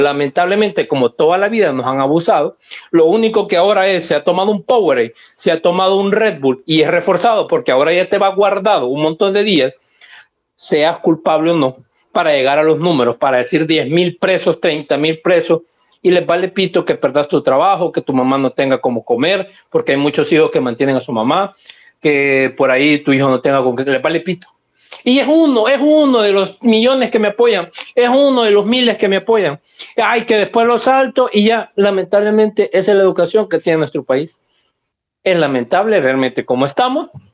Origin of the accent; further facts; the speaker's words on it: San Salvador, El Salvador; A mí que crecí en San Jacinto